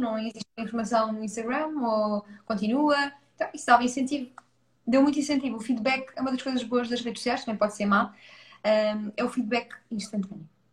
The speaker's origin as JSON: {"language": "Portuguese", "town": "Leiria", "region": "Centro", "country": "Portugal", "tie": "born or raised there", "also_born_or_lived": "Coimbra", "said": "nasci em Coimbra, vim muito bebê para Leiria"}